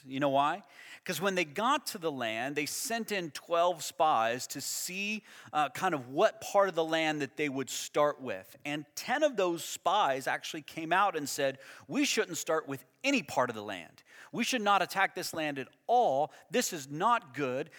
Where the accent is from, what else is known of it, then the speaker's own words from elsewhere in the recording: United States; I grew up in the United States